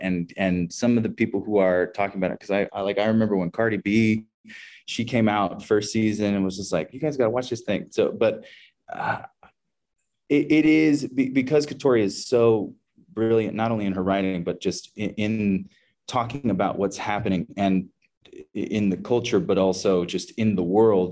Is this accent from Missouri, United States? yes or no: yes; Kansas City, Missouri, United States; I grew up in a very, a predominantly white uh, community in the Midwest. I'm from Kansas City, Missouri